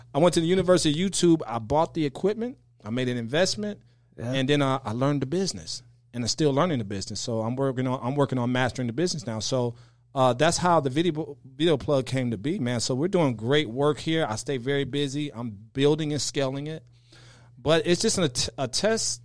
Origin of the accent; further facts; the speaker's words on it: right outside Chicago, Illinois, United States; I grew up right outside Chicago in in what they call uh, the bricks or the projects